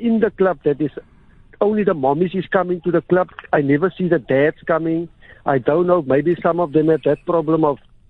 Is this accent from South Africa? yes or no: yes; Cape Town, Western Cape, South Africa; I love all my years in Bontheuvel.